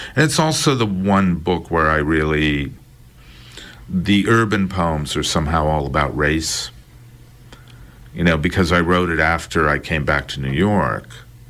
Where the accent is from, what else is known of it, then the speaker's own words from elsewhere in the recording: India; I didn't feel uncomfortable racially or anything, but being an Indian, somehow I wound up fitting in.